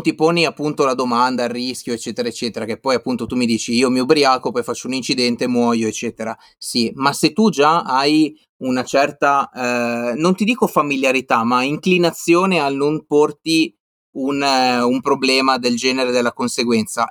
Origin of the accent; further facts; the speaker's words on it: Liguria, Italy; moved away; io sono ligure